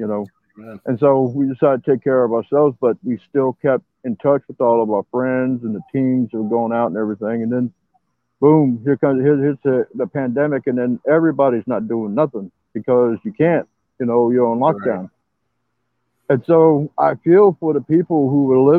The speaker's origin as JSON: {"language": "English", "town": "San Antonio", "region": "Texas", "country": "United States", "said": "I'm from San Antonio, Texas."}